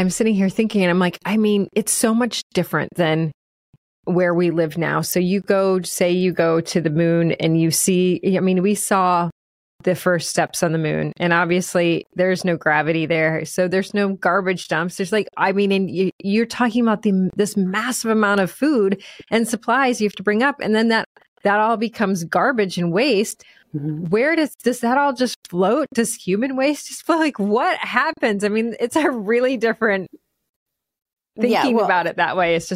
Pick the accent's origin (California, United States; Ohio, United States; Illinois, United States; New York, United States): Ohio, United States; Akron; I'm from Akron, Ohio